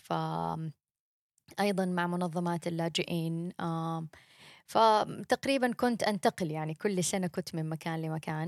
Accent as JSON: {"language": "Arabic", "town": "Mecca", "region": "Makkah Province", "country": "Saudi Arabia", "tie": "born or raised there", "also_born_or_lived": "Jeddah, Saudi Arabia / United States", "moved": "as an adult", "said": "أنا بنت مكة. أنا اتولدت وعشت طول عمري فيها"}